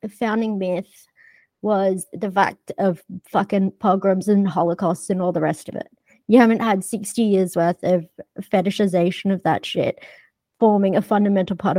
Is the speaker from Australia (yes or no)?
yes; Australia; I grew up in Australia